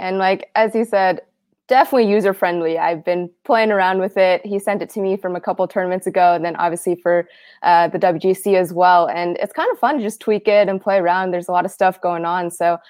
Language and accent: English; Southern California, United States; moved away as an adult; now in Lexington, United States; I was born and raised in Southern California, grew up playing golf with my dad.